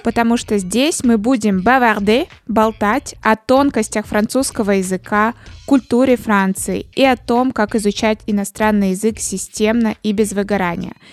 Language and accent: Russian; Russia